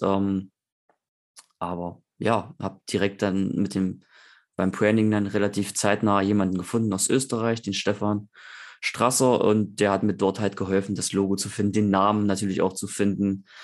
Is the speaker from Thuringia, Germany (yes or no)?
yes; Eichsfeld, Thuringia, Germany; Wir sind halt sehr katholisch im, im Eichsfeld, wo ich herkomme, aus Thüringen